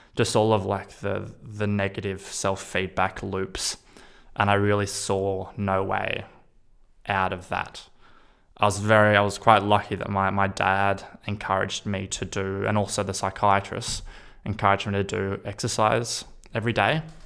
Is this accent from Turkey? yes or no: no; Australia; I'm from Australia